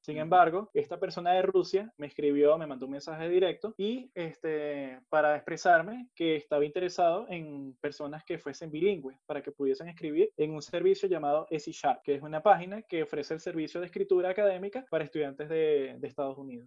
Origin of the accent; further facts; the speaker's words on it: Venezuela; nosotros que somos venezolanos